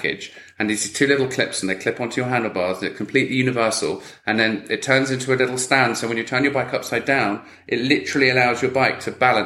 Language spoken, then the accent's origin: English; England, United Kingdom; I'm English